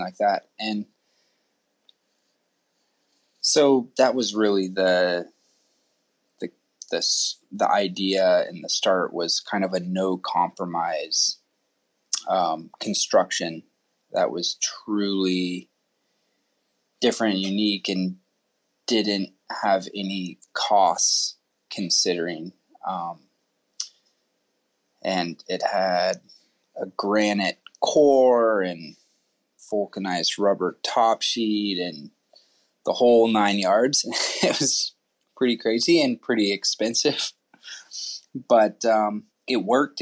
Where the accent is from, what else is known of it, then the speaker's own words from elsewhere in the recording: Sun Valley, Idaho, United States; also born or lived in Texas; I'm originally from Sun Valley, Idaho. Been skier all my life.